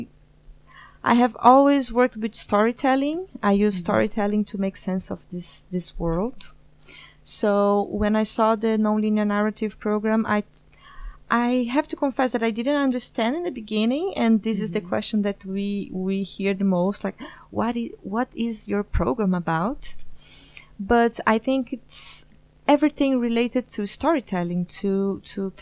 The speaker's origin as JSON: {"language": "English", "region": "São Paulo", "country": "Brazil", "moved": "as an adult", "lives_now": "The Hague, Netherlands", "said": "I'm from Brazil, São Paulo specifically"}